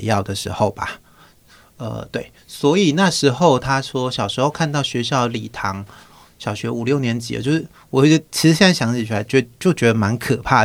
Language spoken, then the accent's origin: Chinese; Taitung County, Taiwan; 我自己其实是乡下，我是台东人，就是一个非常偏乡的乡下